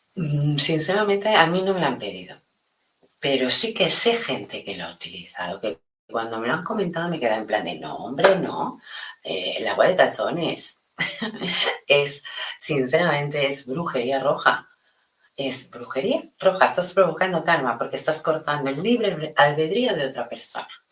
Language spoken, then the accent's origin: Spanish; Spain; aquí en España